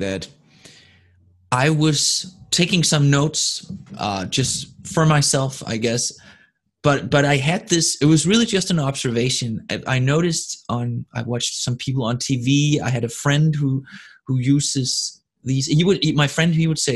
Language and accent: English; Denmark; first language Danish; English is a second language; my first language, which is Danish